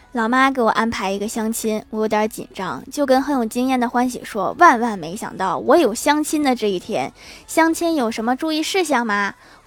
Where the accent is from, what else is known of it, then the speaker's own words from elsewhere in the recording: Northeast China, China; 我老家是东北的